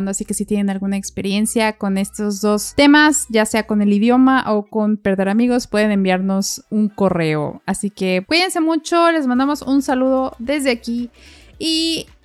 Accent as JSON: {"language": "Spanish", "country": "Mexico", "lives_now": "Brisbane, Australia", "said": "Cada vez que digo que soy de México, siempre me sonríen y me preguntan sobre mi país"}